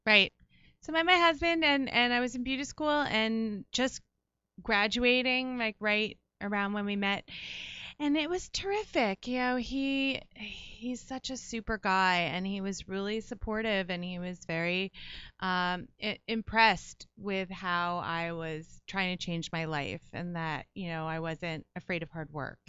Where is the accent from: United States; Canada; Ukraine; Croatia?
United States; Livingston, New Jersey; growing up in Livingston